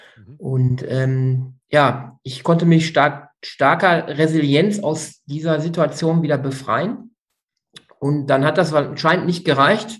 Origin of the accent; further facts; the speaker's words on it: Münsterland / Ruhr area, North Rhine-Westphalia, Germany; Jetzt komme ich aus dem Münsterland Ruhrgebiet